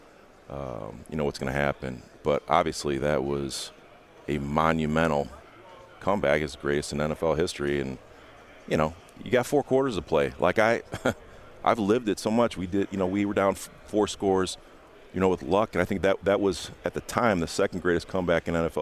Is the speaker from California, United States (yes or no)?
no; Indiana, United States; my roots run much deeper than the Colts. I'm from Indiana.